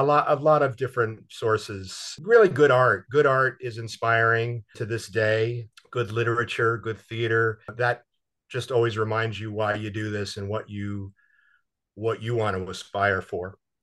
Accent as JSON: {"language": "English", "region": "New Jersey", "country": "United States", "moved": "yes", "lives_now": "New York, United States", "said": "I'm from Jersey"}